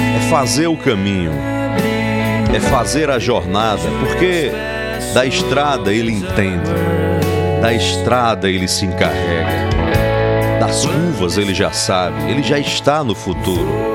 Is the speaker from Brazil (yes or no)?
yes; Sousa and Marizópolis region, Paraíba, Brazil; eu, que sou da região do Souza e Marisópolis